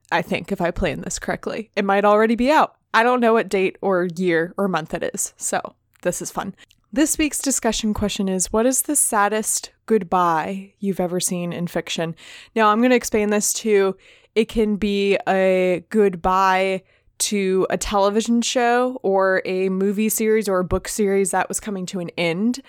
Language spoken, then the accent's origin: English; Richmond, Virginia, United States; my hometown where I am now, Richmond, Virginia